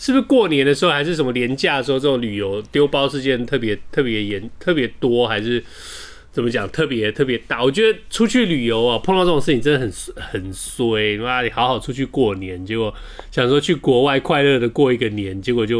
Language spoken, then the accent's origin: Chinese; United States; Chinese is a second language; now in Taiwan; 我不是那种，嗯，我不是那种去美国去美国游学两个月回来就又又我是去美国长大的。